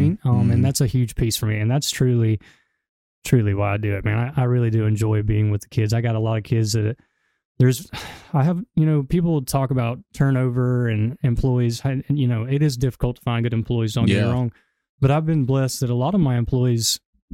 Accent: Gadsden, Alabama, United States; The partners, as well as myself, everybody, we're all from Gadsden. So, I mean, this is where we're from

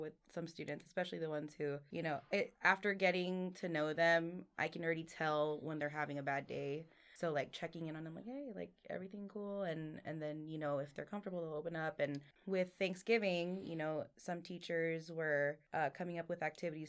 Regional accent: Southern California, United States; moved away as an adult; I'm originally from SoCal

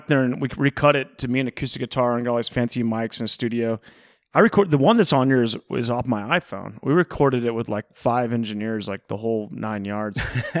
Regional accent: Houston, Texas, United States; At Texas, Houston.

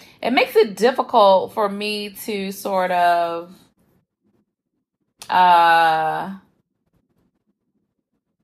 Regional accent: United States; as Black Americans

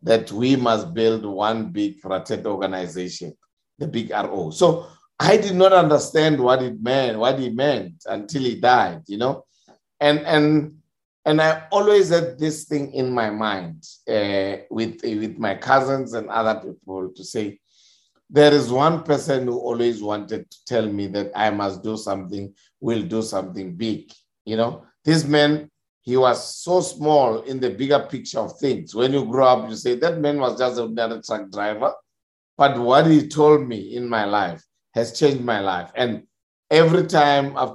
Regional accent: South Africa; As a South African youth during our time

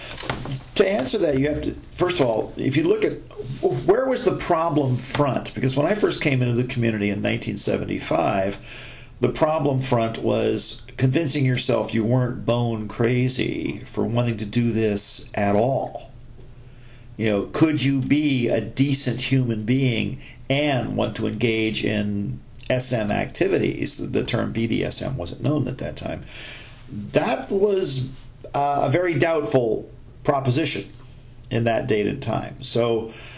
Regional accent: United States

